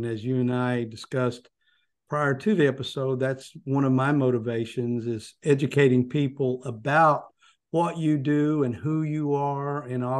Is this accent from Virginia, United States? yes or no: yes; Virginia, United States; I grew up in a small town in Virginia. And so even going to a bigger town, which was maybe 10,000 people. I grew up in a town of about 1,100 people. To go to college to a town of 10,000